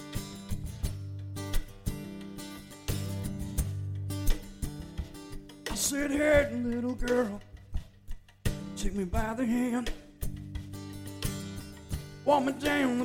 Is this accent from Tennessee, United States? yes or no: yes; East Tennessee, United States; I am from East Tennessee, and I say y'all a lot, and over yonder